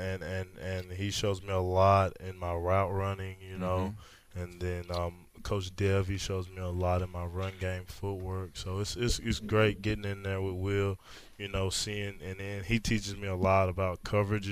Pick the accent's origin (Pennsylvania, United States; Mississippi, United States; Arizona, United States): Mississippi, United States; Bassfield; born or raised there